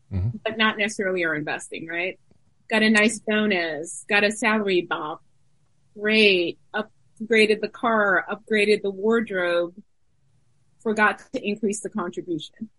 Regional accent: New York, United States; I grew up in New York

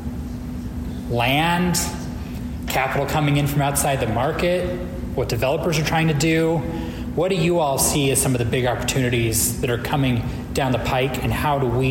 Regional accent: Boise, Idaho, United States; when I was growing up in Boise

